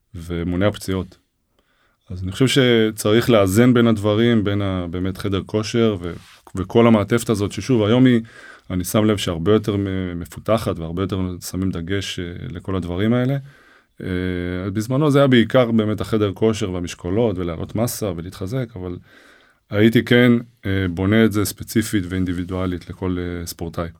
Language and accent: Hebrew; Ra'anana, Central District, Israel; also born or lived in Herzliya; אבא שלי היה מעורב מאוד במחלקת הנוער במכבי רעננה, אה, איפה שגדלתי